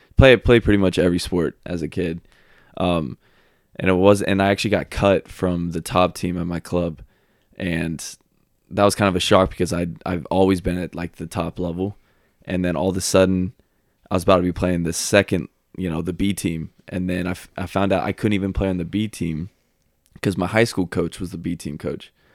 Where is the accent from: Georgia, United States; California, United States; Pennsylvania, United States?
Georgia, United States; Marietta; moved away as an adult; now in Chattanooga, United States; I am from Marietta, Georgia. It's about, I would say fifteen minutes outside city of Atlanta. Been there pretty much my whole life. Went to high school there